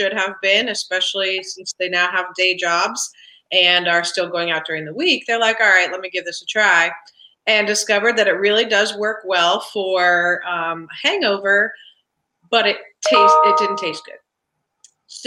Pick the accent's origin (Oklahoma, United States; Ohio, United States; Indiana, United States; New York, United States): Ohio, United States; Columbus; moved away as an adult; now in Cincinnati, United States; I grew up in Columbus, and then I moved to Cincinnati